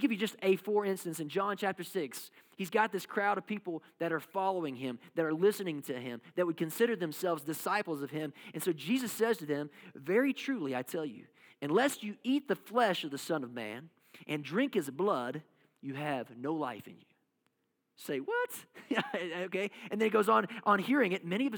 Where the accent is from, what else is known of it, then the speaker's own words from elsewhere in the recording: Kentucky, United States; I come from Kentucky, and basketball is life